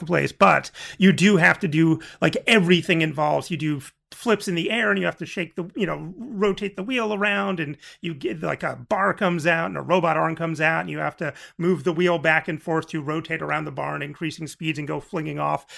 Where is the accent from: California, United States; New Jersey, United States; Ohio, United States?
New Jersey, United States; I'm from New Jersey in the eighties